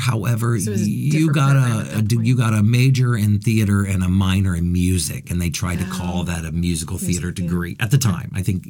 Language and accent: English; Findlay, Ohio, United States; I grew up in Findlay, Ohio, mm-hmm. which is a smaller town of about 40 to 45,000.